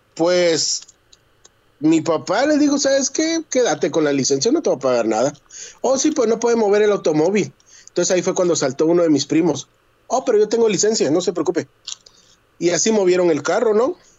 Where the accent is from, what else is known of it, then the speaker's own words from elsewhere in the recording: Guatemala; now in United States; Yo soy guatemalteco